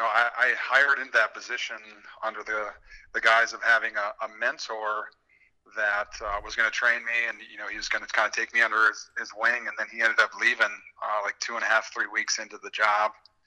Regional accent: Williston, North Dakota, United States; also born or lived in Flagstaff, Arizona; And yeah, I'm from Williston originally.

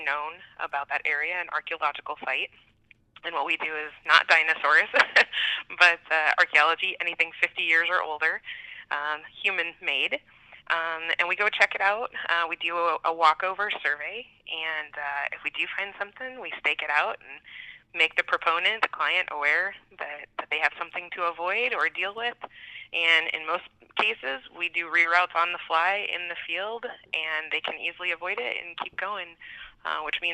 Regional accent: Iowa, United States; moved away as an adult; also born or lived in South Dakota / Nebraska; now in Bismarck, North Dakota, United States; originally I'm from Iowa

